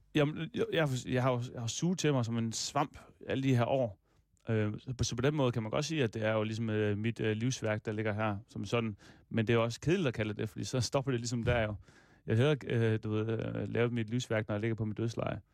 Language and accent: Danish; Denmark; also born or lived in Aarhus; jeg er fra Danmark